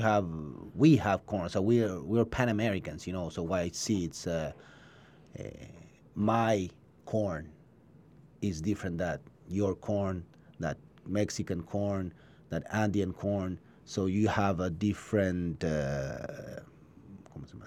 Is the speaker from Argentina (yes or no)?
yes; Buenos Aires, Argentina; English is a second language; now in Ojai, United States; I'm from Buenos Aires, from Argentina.